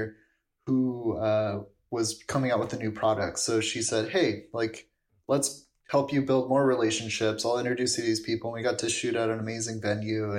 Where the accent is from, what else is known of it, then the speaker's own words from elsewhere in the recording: Los Angeles, California, United States; moved away as an adult; now in Florence, Italy; a place like LA where I'm from